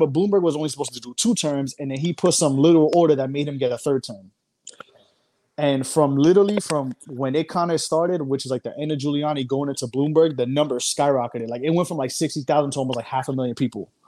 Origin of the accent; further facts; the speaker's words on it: New York City, New York, United States; I'm from New York